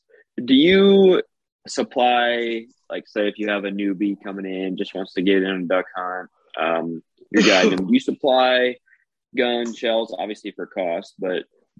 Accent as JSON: {"language": "English", "town": "Guttenberg", "region": "Iowa", "country": "United States", "tie": "born or raised there", "said": "I'm originally from Guttenberg, Iowa. Lived on the Mississippi my whole life"}